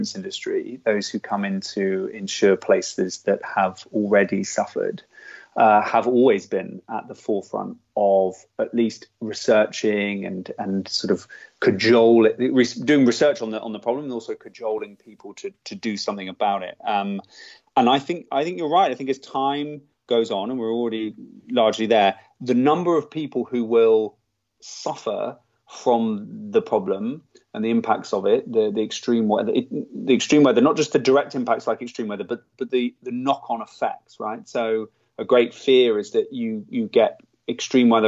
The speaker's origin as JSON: {"language": "English", "country": "United Kingdom", "said": "as a British person"}